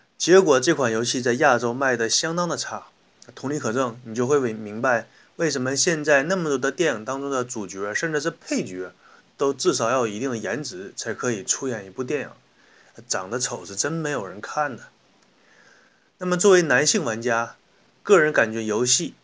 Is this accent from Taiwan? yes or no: no; China; 我们中国人